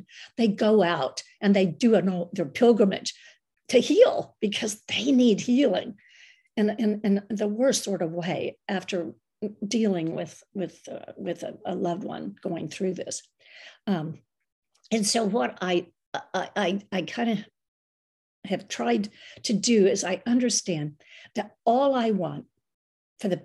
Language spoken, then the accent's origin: English; United States; some crazy American gringa is on a pilgrimage